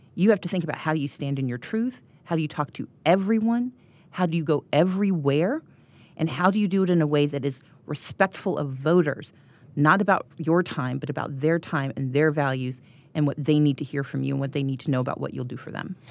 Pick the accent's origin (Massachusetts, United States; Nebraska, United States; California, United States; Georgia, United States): Georgia, United States; I'm from Georgia